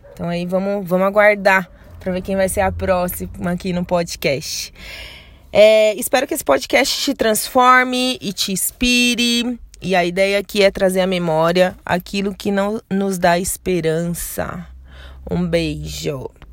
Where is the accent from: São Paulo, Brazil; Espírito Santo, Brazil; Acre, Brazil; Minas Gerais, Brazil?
São Paulo, Brazil; sou paulista